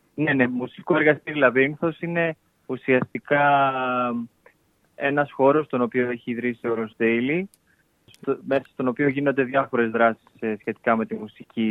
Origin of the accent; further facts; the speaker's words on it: Pyrgos, Western Greece, Greece; now in Istanbul, Turkey; Εγώ από τον πύργο τη Ηλία